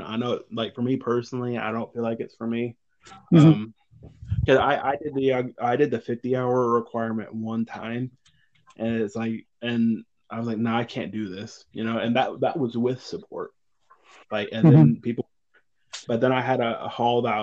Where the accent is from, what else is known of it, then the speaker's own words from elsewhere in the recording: United States; me as an American witness